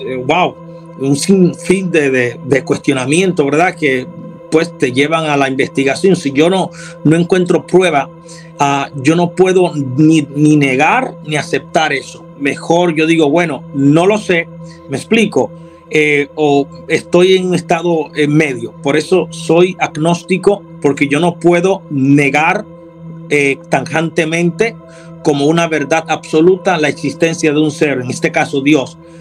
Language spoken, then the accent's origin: Spanish; Dominican Republic; now in Houston, United States; Soy dominicano de nacionalidad